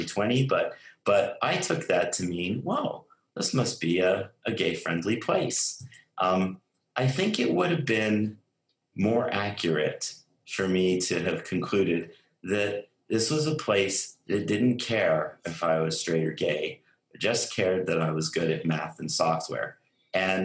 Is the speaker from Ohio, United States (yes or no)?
no; Albuquerque, New Mexico, United States; moved away; also born or lived in Silicon Valley / New York; growing up in Albuquerque, New Mexico